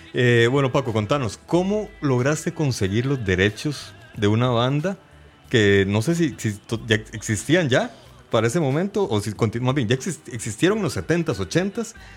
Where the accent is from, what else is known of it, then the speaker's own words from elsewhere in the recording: Heredia, Costa Rica; Osman y yo somos de la Aurora de Heredia también